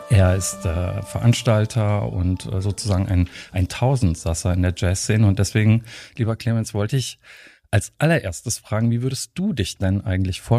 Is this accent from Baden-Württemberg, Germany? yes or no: yes; Heidelberg, Baden-Württemberg, Germany; moved away; also born or lived in Cologne; Ich bin in Heidelberg geboren